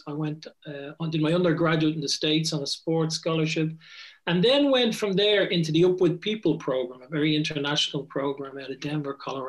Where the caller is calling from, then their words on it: Strasbourg, Grand Est, France; I'm in Strasbourg. I'm just north of Strasbourg. So I'm in Strasbourg, France, capital of Europe, Strasbourg, since 1949.